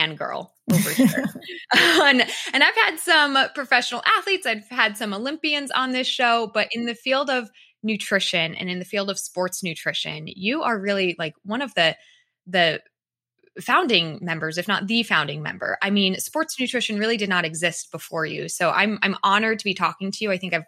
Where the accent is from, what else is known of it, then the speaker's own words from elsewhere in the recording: Massachusetts, United States; moved away; I'm also originally from Massachusetts, which is, you know, where you are